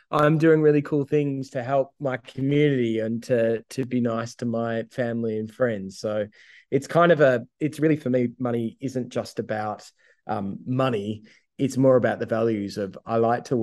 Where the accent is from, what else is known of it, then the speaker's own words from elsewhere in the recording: Ouyen, Victoria, Australia; I'm a kid from Ouyen. Like I live, I grew up in the country